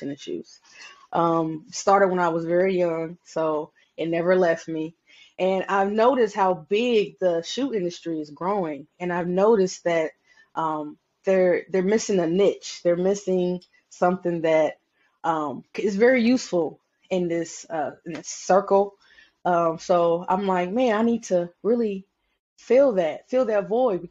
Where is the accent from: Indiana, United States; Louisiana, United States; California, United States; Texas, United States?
Indiana, United States; Indianapolis; I am from Indianapolis, Indiana.